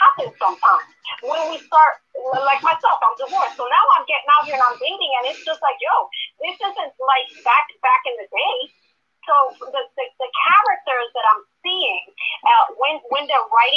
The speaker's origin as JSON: {"language": "English", "town": "New York City", "region": "New York", "country": "United States", "tie": "born or raised there", "said": "I grew up in New York City"}